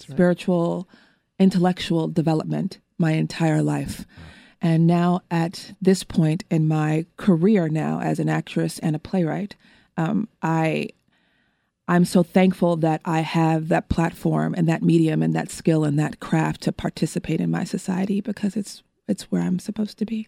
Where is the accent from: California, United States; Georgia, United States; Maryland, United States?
California, United States; Los Angeles; I am also from Los Angeles, California, and I was born and raised in an area of Los Angeles in Windsor Hills, View Park, Baldwin Hills, Ladera Heights area